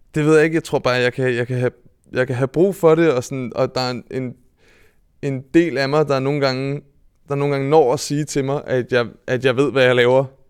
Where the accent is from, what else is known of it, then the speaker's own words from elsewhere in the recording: Vedbæk, Capital Region of Denmark, Denmark; jeg kommer fra Vedbæk, som er en, øh, øh, en gammel fiskerby oppe i Nordsjælland